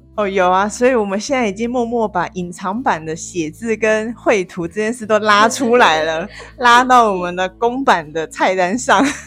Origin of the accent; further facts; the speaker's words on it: Kaohsiung, Taiwan; moved away as an adult; now in Taipei, Taiwan; 那我来自高雄